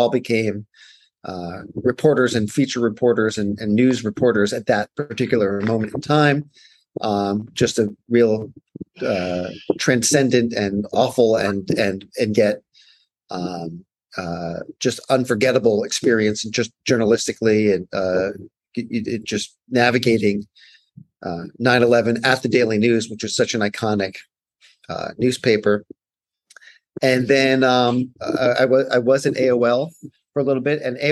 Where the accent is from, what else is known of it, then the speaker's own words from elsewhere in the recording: New York, United States; I grew up in New York